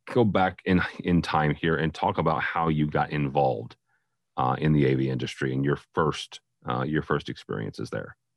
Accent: St. Louis, Missouri, United States; this is my hometown, but yeah it's a small market

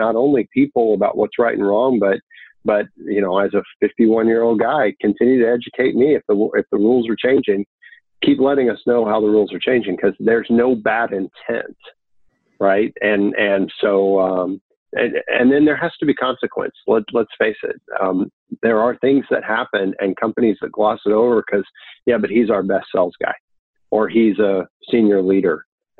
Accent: Texas, United States; I'm from Texas, ladies first, right?

